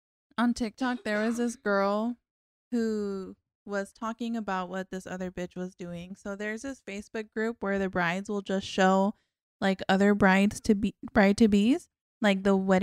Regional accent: Arizona, United States; I'm from Arizona.

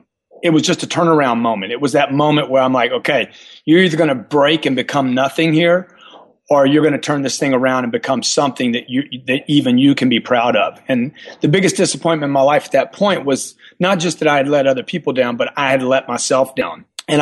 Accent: Louisiana, United States; I'm a self-made guy. I came from Louisiana.

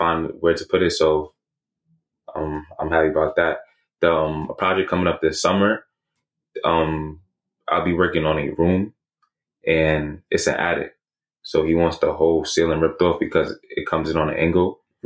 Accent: New York City, New York, United States; I'm from Queens

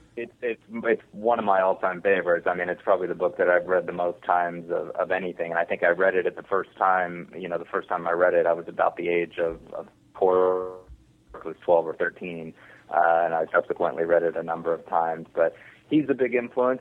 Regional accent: Texas, United States; I am from Texas and I grew up in that in that sort of environment

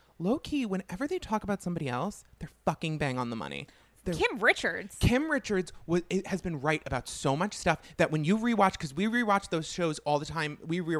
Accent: Long Island, New York, United States; I'm from Long Island.

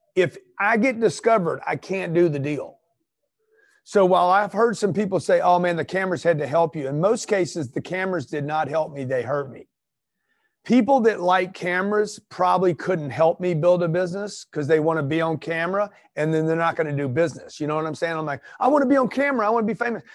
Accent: Los Angeles, California, United States; moved away as an adult; now in Pueblo, United States; I'm from Los Angeles. I'm moving my family to Pueblo

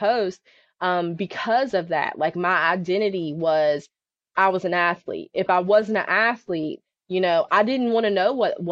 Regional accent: West Virginia, United States; I grew up in a really small town in West Virginia, not Western Virginia, but the state of West Virginia

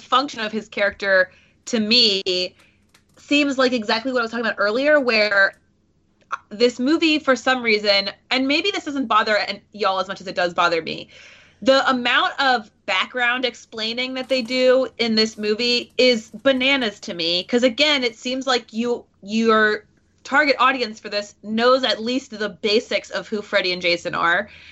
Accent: Wilmington, Delaware, United States; Wilmington, Delaware, which is my hometown

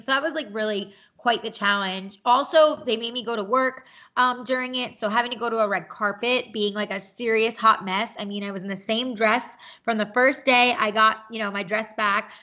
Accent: New York, United States; moved away as an adult; now in Los Angeles, United States; I am originally from New York.

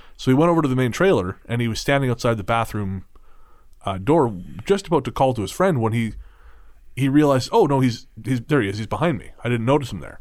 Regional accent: Yellowstone, Wyoming, United States; moved away; growing up in Yellowstone

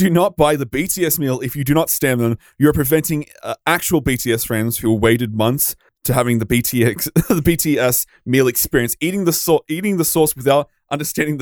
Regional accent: Australia; I'm Australian

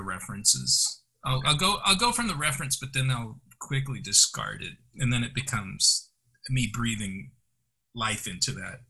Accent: Chicago, Illinois, United States; I was born in Chicago

